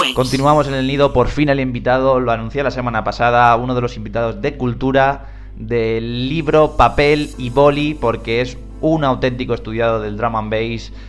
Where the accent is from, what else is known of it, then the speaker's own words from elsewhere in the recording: Alcázar de San Juan area, Ciudad Real, Castilla-La Mancha, Spain; afincado en La Mancha, en mi tierra, la zona de Alcázar de San Juan, en Ciudad Real.